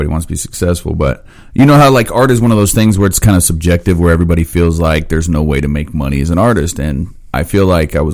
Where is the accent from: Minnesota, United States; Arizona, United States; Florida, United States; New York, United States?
Arizona, United States; Phoenix; moved away; also born or lived in Indiana; where I grew up at in Phoenix